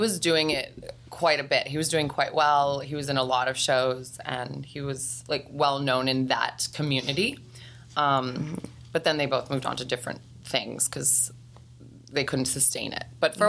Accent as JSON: {"language": "English", "town": "Newmarket", "region": "Ontario", "country": "Canada", "tie": "born or raised there", "also_born_or_lived": "Stratford, Ontario", "said": "About 30 minutes north of Toronto. In a place called Newmarket is where we moved. And I was young. I was like a year old, a couple years old, right?"}